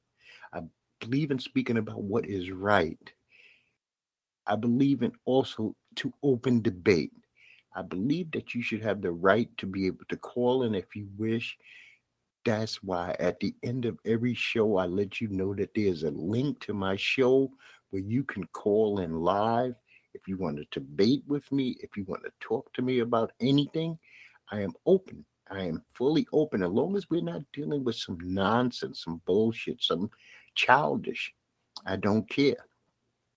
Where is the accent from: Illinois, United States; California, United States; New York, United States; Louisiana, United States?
New York, United States; New York City; accent: Brooklyn; my Brooklyn accent